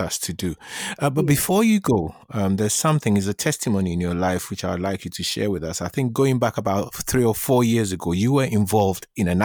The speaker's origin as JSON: {"language": "English", "country": "Ghana", "said": "I'm from Ghana"}